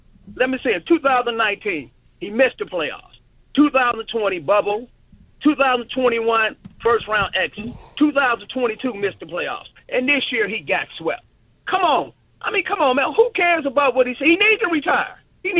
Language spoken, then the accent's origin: English; Cleveland, Ohio, United States; I'm a Clevelander. I'm born and raised in Cleveland.